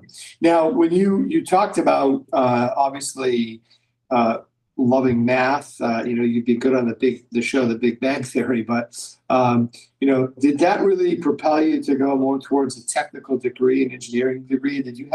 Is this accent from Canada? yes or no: yes; Canada; now in United States; We both come from a different country, both immigrants. I'm from Canada.